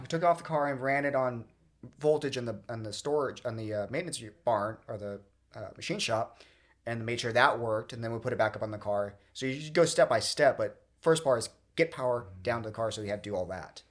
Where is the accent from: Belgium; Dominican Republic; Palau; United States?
United States; Redlands, California; I kinda did grow up locally. I grew up in Redlands